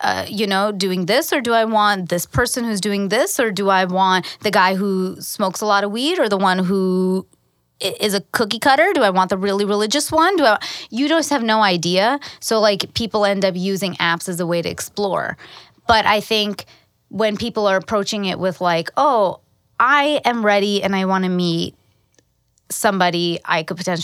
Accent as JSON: {"language": "English", "region": "New York", "country": "United States", "tie": "born or raised there", "moved": "as an adult", "lives_now": "Los Angeles, United States", "said": "I grew up in New York for a long time"}